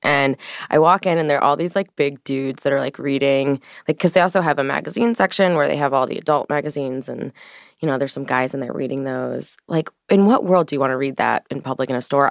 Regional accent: St. Louis, Missouri, United States; I come from Saint Louis, Missouri, so I grew up in an environment

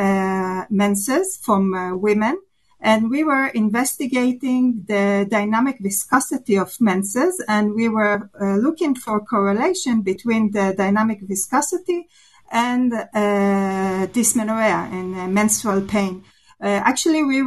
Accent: Israel; I'm from Israel

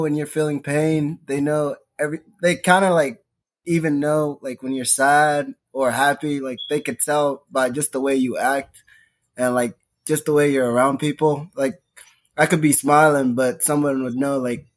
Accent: Charlottesville, Virginia, United States; born or raised there; also born or lived in Kenya

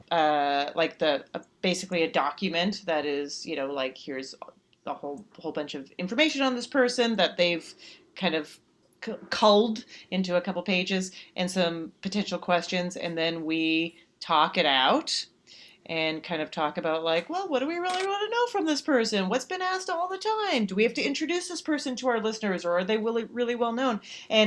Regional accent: Calgary, Alberta, Canada; now in United States; Canada. From Calgary, Alberta, Canada.

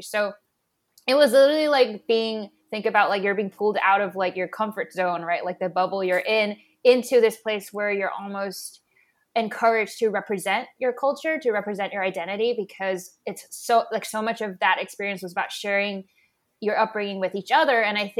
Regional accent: Hong Kong; moved away as an adult; also born or lived in Oakland, California / Taiwan; now in New York, United States; I was born in Oakland, California, and then but I was raised in Hong Kong.

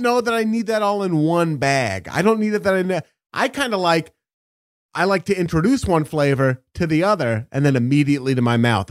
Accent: Beaverton, Oregon, United States; born or raised there

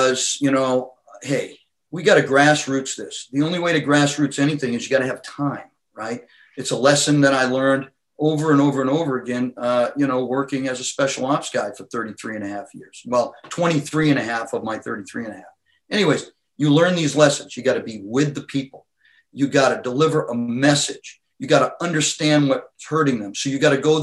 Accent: Laconia, New Hampshire, United States; back in my hometown in Laconia

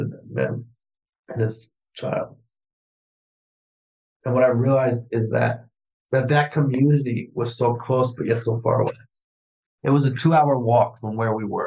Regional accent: New York City, New York, United States; growing up in New York City

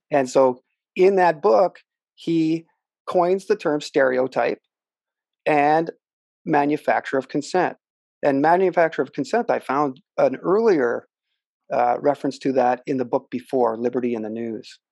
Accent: Canada; here in my hometown

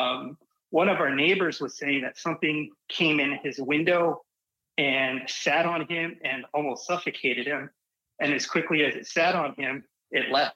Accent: Arizona, United States; I grew up in Arizona

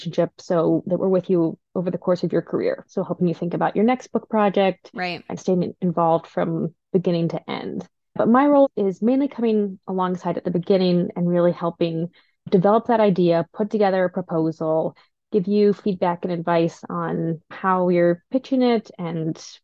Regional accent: Denver, Colorado, United States; moved away as an adult; also born or lived in New York; I grew up in Denver, lived in New York for a little while, but I've been back here for almost 10 years now

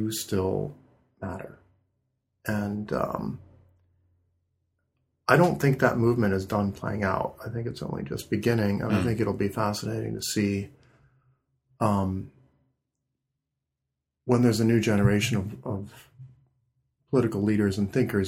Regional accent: Midwest, United States; I'm from the Midwest

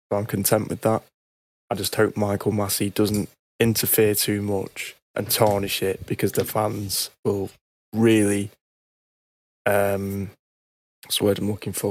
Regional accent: United Kingdom; I want Lewis Hamilton to win that eighth title as a British F1 fan. I love F1. I'm a British fan.

